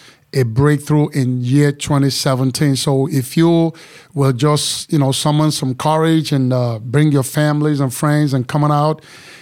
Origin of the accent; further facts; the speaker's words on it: Nigeria; moved away as an adult; also born or lived in Chicago / New York; now in Texas, United States; I am from Nigeria